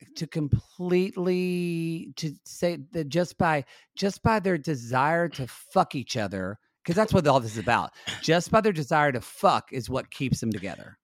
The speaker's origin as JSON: {"language": "English", "country": "United States", "said": "I am an American watching it, and as an American watching"}